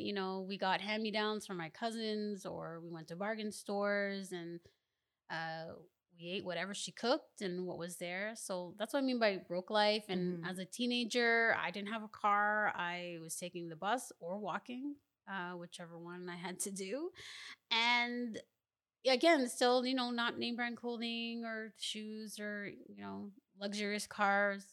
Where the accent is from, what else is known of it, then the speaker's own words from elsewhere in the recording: Mississauga, Ontario, Canada; also born or lived in Ottawa, Ontario; we moved to Mississauga, Ontario